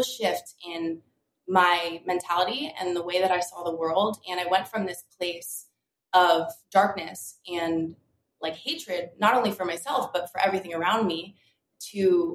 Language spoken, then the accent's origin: English; Delray Beach, Florida, United States; I grew up in Delray Beach, Florida. So South Florida, always in the ocean, always by the water.